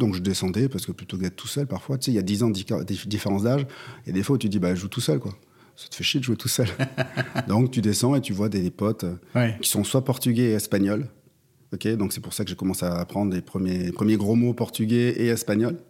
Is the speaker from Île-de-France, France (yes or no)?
no; Pau, Nouvelle-Aquitaine, France; moved away as an adult; also born or lived in Paris / Marseille; Je viens de Pau, petite ville euh, du sud-ouest